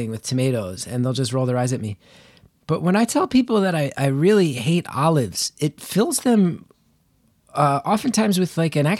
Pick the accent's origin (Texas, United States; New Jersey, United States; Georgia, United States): New Jersey, United States; I am from Northern New Jersey, so I'm not a fool.